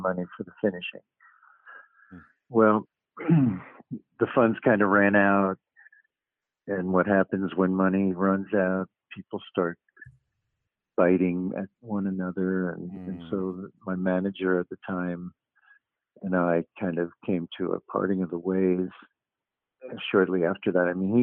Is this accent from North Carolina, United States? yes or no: no; New York City, New York, United States; moved away as an adult; I inherited the house I grew up in Queens, moved my family back there